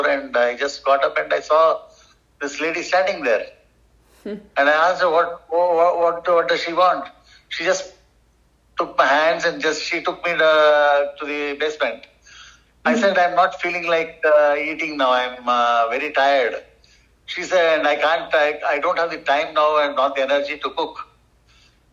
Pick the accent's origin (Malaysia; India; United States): India; first language Tamil; English is a second language